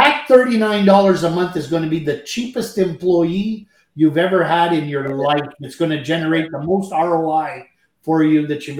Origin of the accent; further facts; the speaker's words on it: Canada; I'm French Canadian